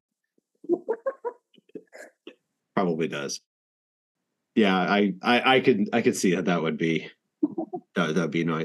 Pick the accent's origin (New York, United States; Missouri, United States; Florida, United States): New York, United States; Long Island; moved away; I'm from New York. I grew up on Long Island